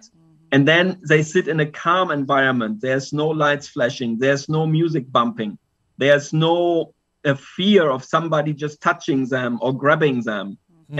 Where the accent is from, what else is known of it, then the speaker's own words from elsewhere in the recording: Germany; now in Pattaya, Thailand; I'm originally from Germany, but now living in Pattaya, Thailand